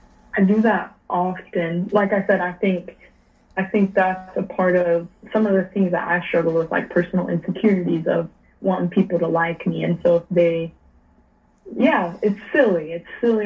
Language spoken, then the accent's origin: English; United States; especially probably as an American